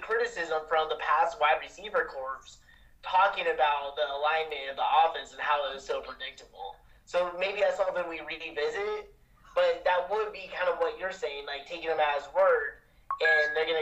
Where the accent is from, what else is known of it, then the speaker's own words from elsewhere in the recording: Oregon, United States; I'm from Oregon